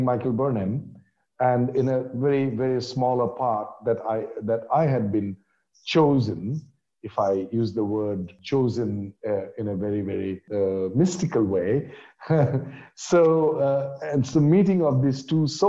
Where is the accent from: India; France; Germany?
India; I'm from India